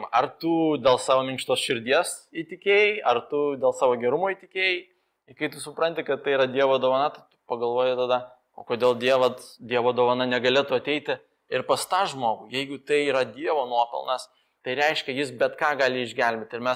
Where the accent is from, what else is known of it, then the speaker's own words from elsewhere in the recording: Moldova; Lithuanian is a second language; now in Lithuania; aš gyviau, gimiau Moldovoje ir ten visi kalba jau dviem kalbom, po to išmoksta angliškai dar mokykloje